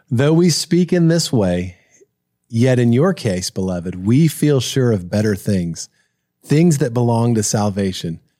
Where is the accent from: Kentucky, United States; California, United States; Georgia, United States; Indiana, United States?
Kentucky, United States; I grew up in Kentucky.